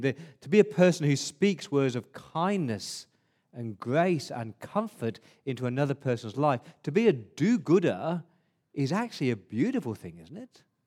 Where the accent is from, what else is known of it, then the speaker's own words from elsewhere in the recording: England, United Kingdom; now in Australia; as a Englishman